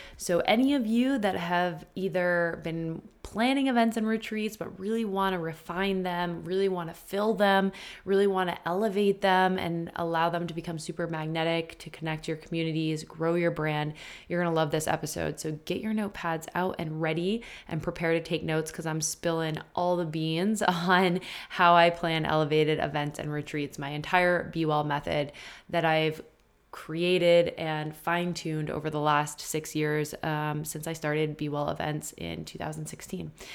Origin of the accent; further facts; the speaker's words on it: Maine, United States; also born or lived in Boston, Massachusetts; I am born and raised in Maine.